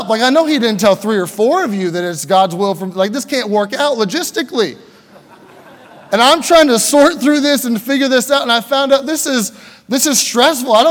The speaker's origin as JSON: {"language": "English", "region": "Pennsylvania", "country": "United States", "said": "Just kind of, okay, I'm kind of from Pennsylvania."}